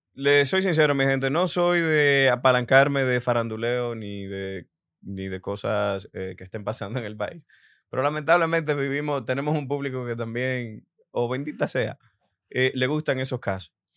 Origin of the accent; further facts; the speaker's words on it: Dominican Republic; yo como dominicano también te veo como una inspiración